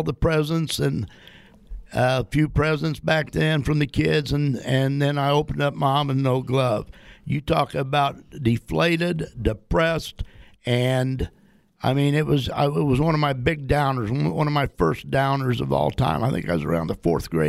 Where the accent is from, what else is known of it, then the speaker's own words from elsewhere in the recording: Winchester, Illinois, United States; my hometown of Winchester, Illinois, didn't have baseball